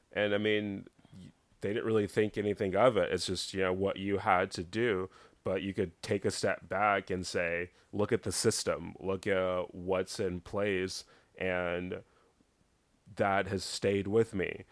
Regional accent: Dallas, Texas, United States; mainly Dallas, a little small country town in East Texas, but most of my growing up was in Dallas

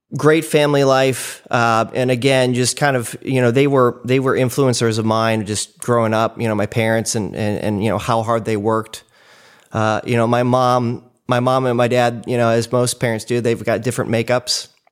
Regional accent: Cleveland, Ohio, United States; moved away; started in Cleveland, Ohio. That's where I was born, so I'm a Midwesterner

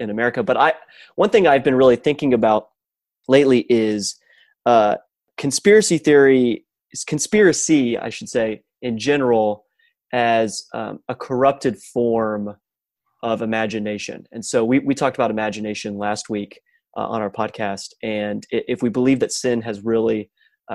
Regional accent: Dallas, Texas, United States; moved away as an adult; also born or lived in Michigan; growing up in the Dallas-Fort Worth area

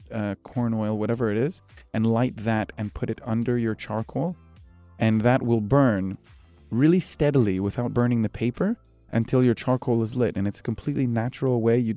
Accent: Egypt; now in United Arab Emirates; I consider when people say where are you from, I say I'm Egyptian, but the UAE is home.

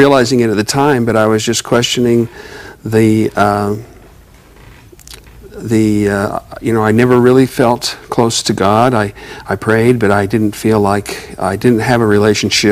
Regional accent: Bountiful, Utah, United States; I was raised in Bountiful, Utah

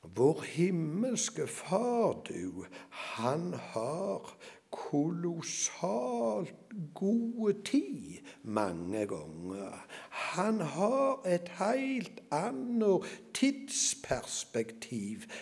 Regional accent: Norway; jeg drev gården hjemme på Salte

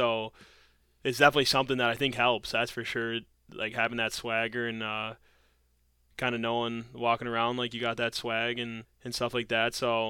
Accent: Detroit, Michigan, United States; And now he's playing for the Red Wings in my hometown team, so I get to see him play.

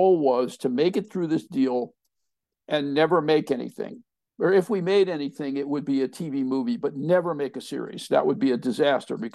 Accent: outside of Philadelphia, Pennsylvania, United States; moved away; also born or lived in Portland, Oregon; I grew up on the East Coast outside of Philadelphia

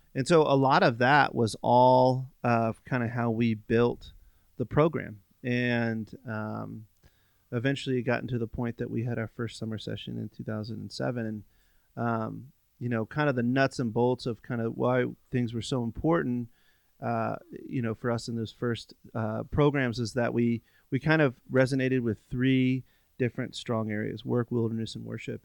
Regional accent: Virginia, United States; moved away; I grew up on the East Coast, um, in Virginia

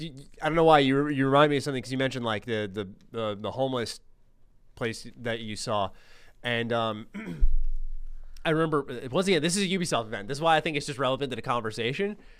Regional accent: New York City, New York, United States; accent: New York; I'm in New York

